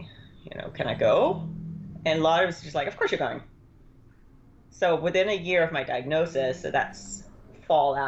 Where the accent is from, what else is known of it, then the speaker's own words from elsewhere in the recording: Denmark; moved away; I grew up in Denmark